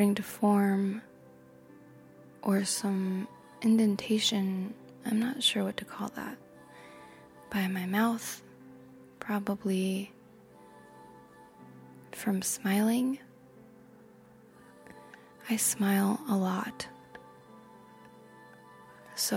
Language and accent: English; United States; I am American